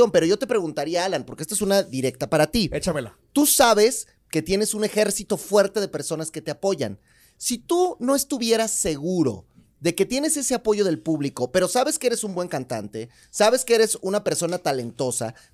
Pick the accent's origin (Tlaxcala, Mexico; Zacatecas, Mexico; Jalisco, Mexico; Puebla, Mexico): Jalisco, Mexico; somos de Jalisco.